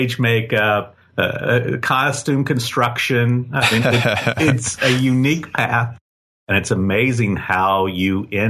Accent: Tulsa, Oklahoma, United States; born or raised there; now in Texas, United States

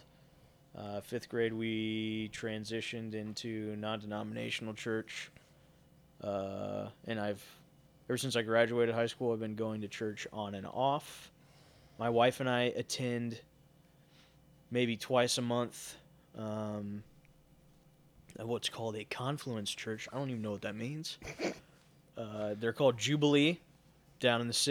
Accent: Kansas City, Missouri, United States; also born or lived in Lee's Summit, Missouri / St. Charles, Missouri; I'm originally from Kansas City

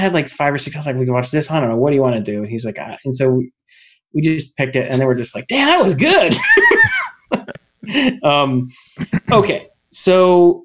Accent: Lilburn, Georgia, United States; where I grew up in Lilburn, Georgia, in Gwinnett County up to I was about 13

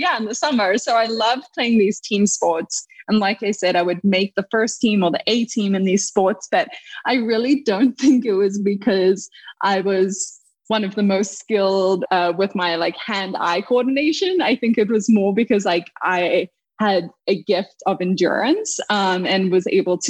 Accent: Cape Town, Western Cape, South Africa; I grew up in Cape Town, South Africa, a beautiful little place, you know, at the southern tip of Africa

